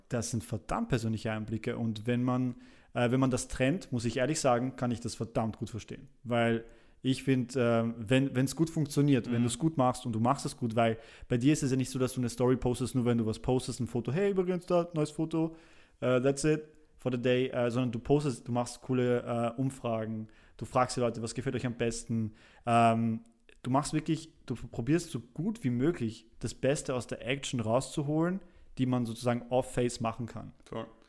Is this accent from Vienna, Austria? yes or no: yes; Vienna, Austria; also born or lived in Poland; ich kam mit relativ jungen Jahren nach Wien und dann von da und bin ich jetzt quasi hier aufgewachsen